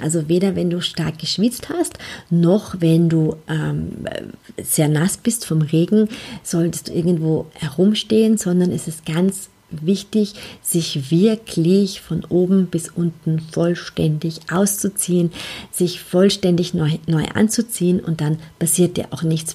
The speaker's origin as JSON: {"language": "German", "region": "Vienna", "country": "Austria", "tie": "born or raised there", "said": "Ich bin in Wien aufgewachsen, ähm, auch auf die Welt gekommen"}